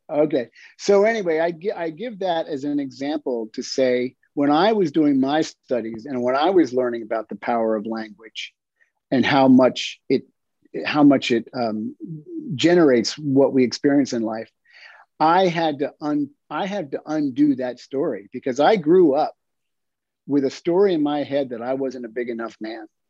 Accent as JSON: {"language": "English", "town": "York", "region": "Pennsylvania", "country": "United States", "tie": "born or raised there", "moved": "yes", "said": "I grew up in York, Pennsylvania"}